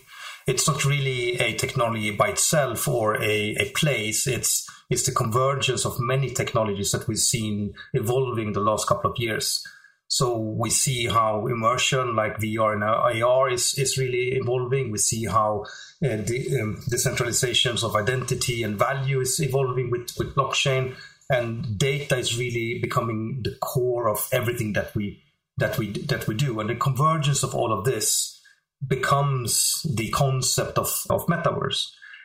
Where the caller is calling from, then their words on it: Stockholm, Stockholm County, Sweden; I'm calling you from Stockholm, which is not that sunny. It's in Sweden, so cold and windy.